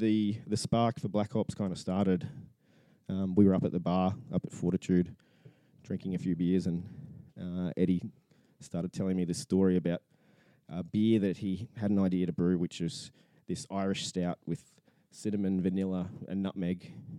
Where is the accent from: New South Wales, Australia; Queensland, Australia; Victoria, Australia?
Queensland, Australia; Gold Coast; I was born and bred on the Gold Coast, and there's not many of us like that.